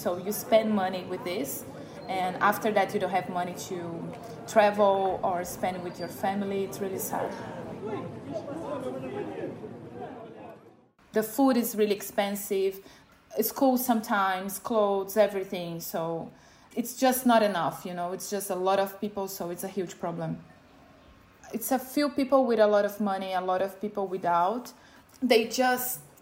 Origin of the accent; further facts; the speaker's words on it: Brazil; moved away as an adult; now in Toowoomba, Australia; My life in Brazil, growing up in Brazil, was really nice